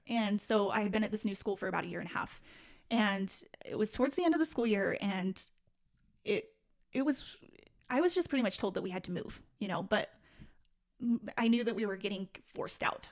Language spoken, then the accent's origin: English; Salt Lake City, Utah, United States; I'm born and raised in Salt Lake City, Utah